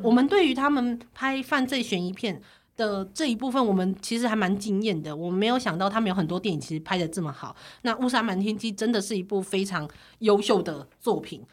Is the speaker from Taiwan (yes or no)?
yes; Taiwan; 从小在台湾长大的我